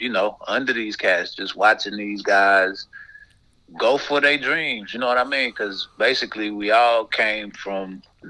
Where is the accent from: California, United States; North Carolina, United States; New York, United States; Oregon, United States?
North Carolina, United States; Greensboro; I am from Greensboro, North Carolina, a small, yet pretty well-known neighborhood. It's called Douglas Park, but it's right over there off of Martin Luther King. That's where I was born and raised.